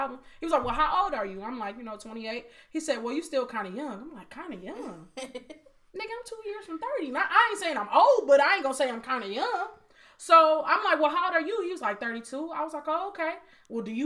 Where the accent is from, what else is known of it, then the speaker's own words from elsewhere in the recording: Detroit, Michigan, United States; I'm from Detroit